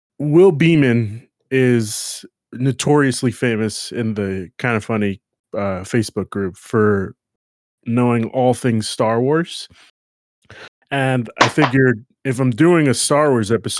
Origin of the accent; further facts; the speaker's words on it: New York, United States; I'm from New York